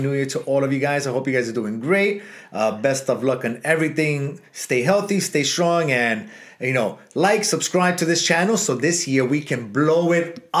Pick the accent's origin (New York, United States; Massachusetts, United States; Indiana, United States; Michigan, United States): New York, United States; New York City; now in Miami, United States; because we grew up in New York City.